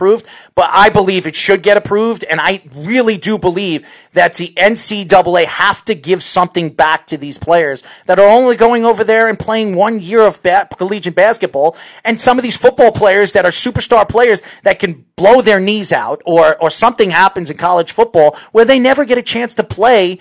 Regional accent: New York, United States; We're from New York

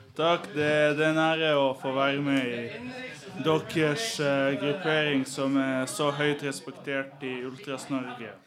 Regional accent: Serbia; moved away; når jeg var hjemme i Serbia

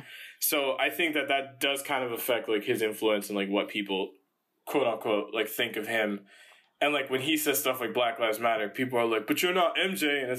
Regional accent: Dominican Republic; Yeah, since the riots and the protests started, I'm Dominican, mm-hmm. right?

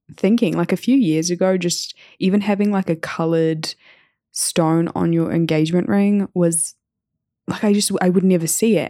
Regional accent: New Zealand; growing up in New Zealand

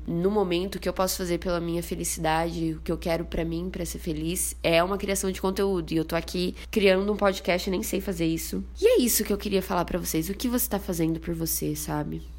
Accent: Bauru, São Paulo, Brazil; moved away as an adult; now in São Paulo, Brazil; Sou de Bauru, uma cidade do interior de São Paulo, vulga cidade sem limites

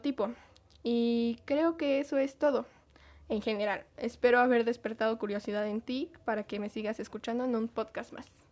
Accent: Mexico; como buena mexicana

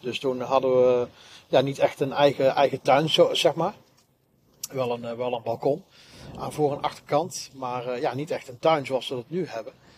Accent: Nuland and 's-Hertogenbosch, North Brabant, Netherlands; ik ben gedeeltelijk in, een, in het dorp Nuland opgegroeid. En een ander gedeelte ben ik opgegroeid in, uh, in Den Bosch.

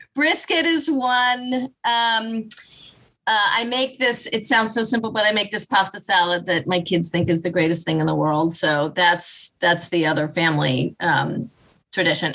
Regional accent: Kansas City, United States; I grew up in Kansas. I grew up in Kansas City

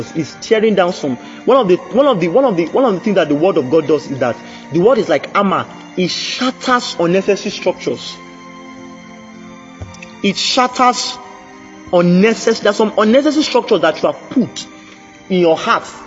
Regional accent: Oye-Ekiti, Ekiti, Nigeria; I'm from Oye Ekiti

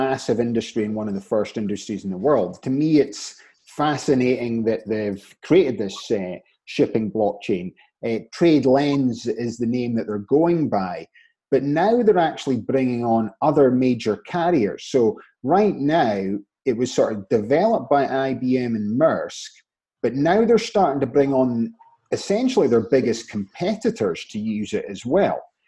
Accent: Scotland, United Kingdom; moved away; back in Scotland where I'm from, we're all involved in the oil industry because we're based from Aberdeen

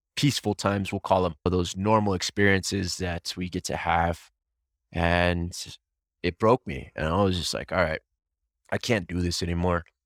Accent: Albuquerque, New Mexico, United States; born and raised in New Mexico

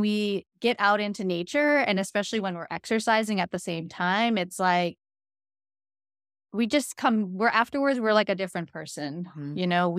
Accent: New York, United States; born there; also born or lived in California / Washington State; now in Hawaii, United States; But I was actually born in New York. Actually, shortly after I was born, my family moved to California. Then we moved to Washington State.

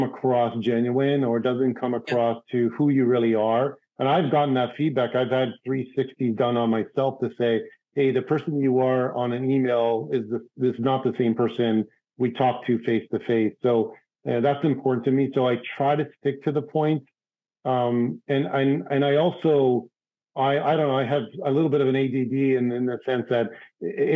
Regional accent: Toronto, Ontario, Canada; moved away as an adult; also born or lived in New York City; my hometown, Toronto, Canada

